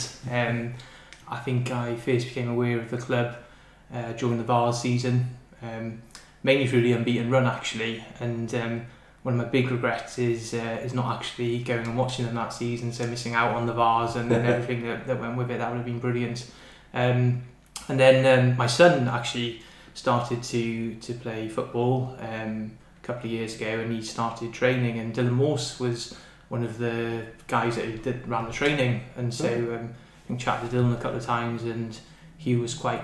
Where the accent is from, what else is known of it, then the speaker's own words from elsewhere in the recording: Pembrokeshire, South West Wales, United Kingdom; moved away as an adult; now in North East England, United Kingdom; I grew up in South West Wales in a place called Pembrokeshire